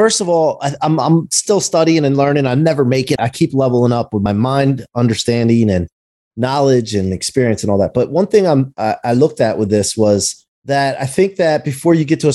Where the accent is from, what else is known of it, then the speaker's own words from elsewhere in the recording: United States; now in Ocean City, Maryland, United States; I actually live in Ocean City, Maryland, and I'm from outside of Philly and Wilmington, Delaware area up there.